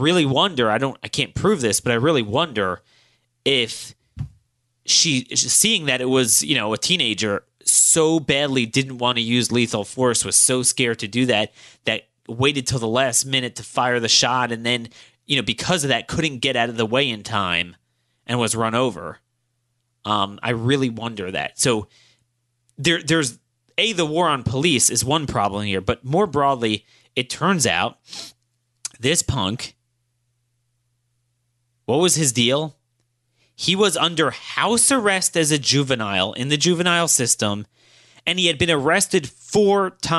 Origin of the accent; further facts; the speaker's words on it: Baltimore County, Maryland, United States; my hometown, Baltimore County